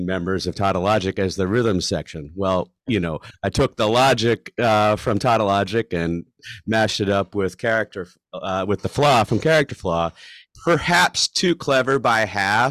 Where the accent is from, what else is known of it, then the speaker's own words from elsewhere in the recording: Philadelphia, Pennsylvania, United States; moved away as an adult; now in Chicago, United States; I was back home from University of Chicago, and in the Philadelphia area where I grew up.